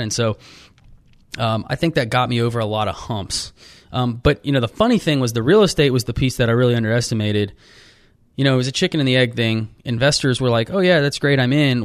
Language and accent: English; Austin, Texas, United States; moved away as an adult; I just grew up there